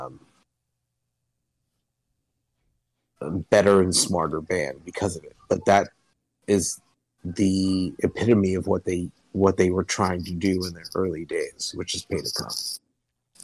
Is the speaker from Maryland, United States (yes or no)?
yes; Baltimore, Maryland, United States; moved away; being like an East Coast guy, I'm from Baltimore, so like DC's not far away